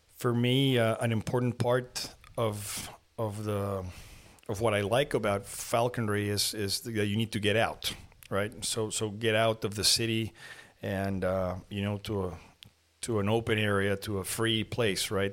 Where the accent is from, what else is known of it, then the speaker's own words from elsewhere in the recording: Lima, Peru; also born or lived in Mexico City, Mexico; now in Monterrey, Mexico; I was born in Mexico City and then because of my, my mother's work, we moved to Lima, Peru.